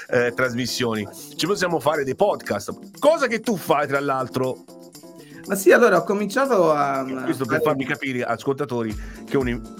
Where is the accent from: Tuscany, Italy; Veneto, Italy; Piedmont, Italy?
Tuscany, Italy; Perché te sono appassionato di Dante come me, quindi non a caso siamo toscani